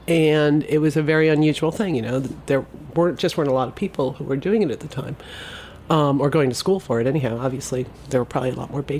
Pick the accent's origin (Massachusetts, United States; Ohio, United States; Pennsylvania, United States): Pennsylvania, United States; Scranton; I grew up outside of Scranton, Pennsylvania.